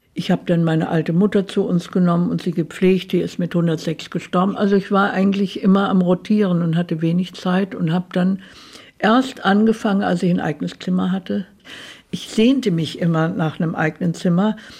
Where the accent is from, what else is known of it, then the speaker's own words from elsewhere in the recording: Weinheim, Baden-Württemberg, Germany; in meiner Heimatstadt